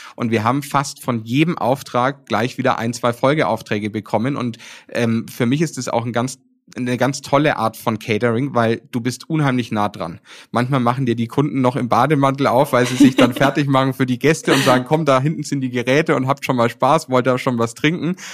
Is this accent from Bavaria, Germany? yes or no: yes; Nuremberg, Bavaria, Germany; also born or lived in Paris; hier in meiner Heimat in Nürnberg